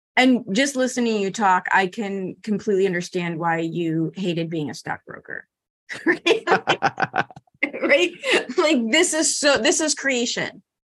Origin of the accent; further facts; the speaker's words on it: Chicago, Illinois, United States; I'm from Chicago